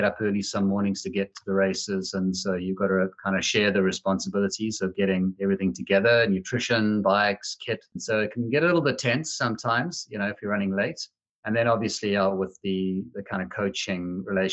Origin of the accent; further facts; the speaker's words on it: Zimbabwe; moved away as an adult; also born or lived in South Africa; now in Ohio, United States; I grew up in Zimbabwe